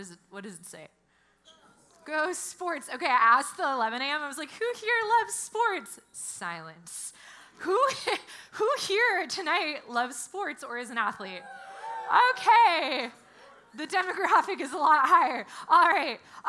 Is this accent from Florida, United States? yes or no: no; New Jersey, United States; also born or lived in California; Like, I'm from New Jersey. I lived out here most of my life. I like cheered for the USC Trojans.